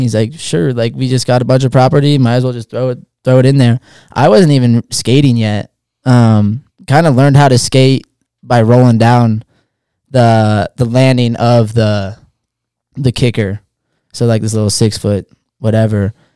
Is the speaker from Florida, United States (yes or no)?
no; Hood River, Oregon, United States; Born and raised Hood River, Oregon, small town